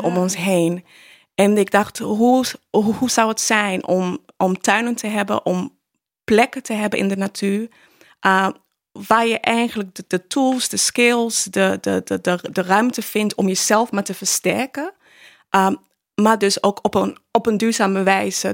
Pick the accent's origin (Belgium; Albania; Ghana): Ghana; now in Netherlands; ik ben in Ghana opgevoed